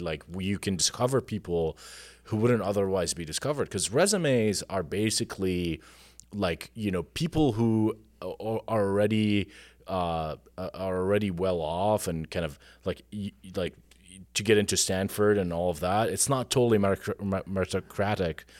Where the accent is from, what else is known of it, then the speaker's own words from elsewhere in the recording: Jordan; moved away as an adult; now in United States; I am, uh, was born and raised in Jordan. I came to the U S, uh, ten years ago to work in technology